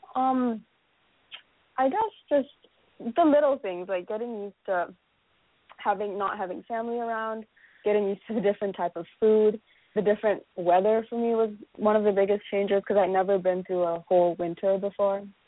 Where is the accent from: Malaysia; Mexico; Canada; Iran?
Malaysia; moved away as an adult; now in United States; I came directly from Malaysia